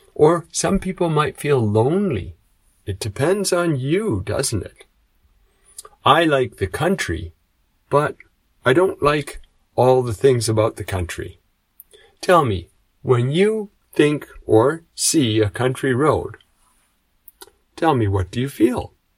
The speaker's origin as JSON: {"language": "English", "country": "Canada", "moved": "as an adult", "lives_now": "Japan", "said": "I come from Canada, but now I live in Japan"}